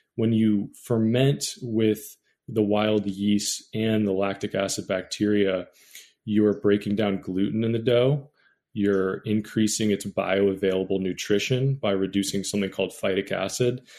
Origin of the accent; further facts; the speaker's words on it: Bay Area, California, United States; I grew up in the Bay Area, which is the mecca of sourdough